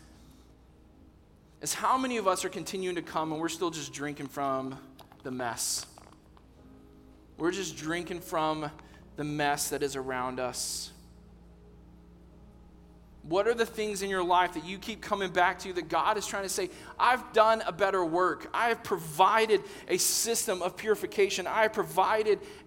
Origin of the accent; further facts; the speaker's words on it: Texas, United States; I'm from Texas.